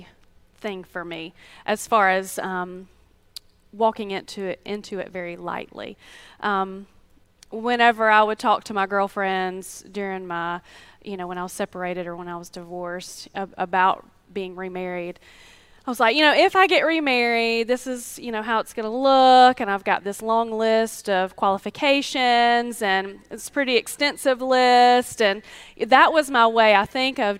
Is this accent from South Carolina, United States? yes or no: yes; Greer, South Carolina, United States; I grew up in Greer, so I know everybody